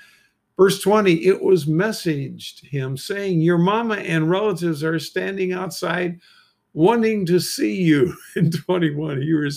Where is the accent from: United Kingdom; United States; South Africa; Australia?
United Kingdom; Bricketwood, East of England; whenever I told people anywhere I travel in Europe I was from Bricketwood, they immediately thought of those nudist camps.